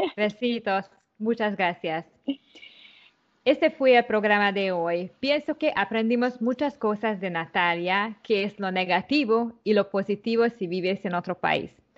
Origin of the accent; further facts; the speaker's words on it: Hungary; Spanish is a second language; now in Panama; soy húngara